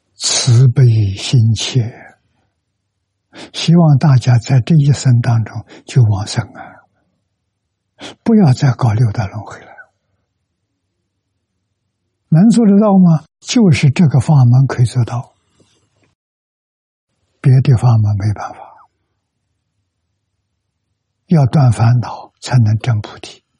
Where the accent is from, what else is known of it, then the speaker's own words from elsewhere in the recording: China; 我们中国人